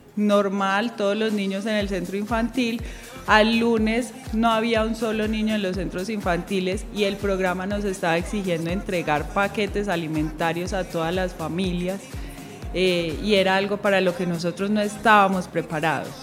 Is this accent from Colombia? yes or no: yes; Medellín, Antioquia, Colombia; also born or lived in Valle del Cauca; yo vivo aquí en San Antonio de Prado, siempre he sido de San Antonio de Prado